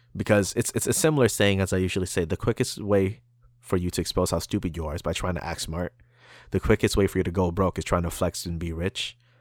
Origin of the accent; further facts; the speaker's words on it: Canada; we're Canadian